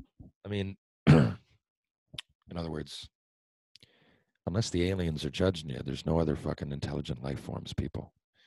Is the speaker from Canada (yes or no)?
yes; Mount Pearl, Newfoundland and Labrador, Canada; I grew up in Mount Pearl. I wanted to stay Mount Pearl.